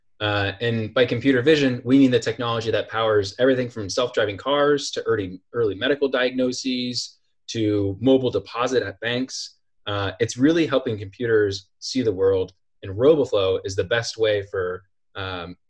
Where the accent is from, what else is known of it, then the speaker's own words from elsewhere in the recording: Iowa, United States; I'm from Iowa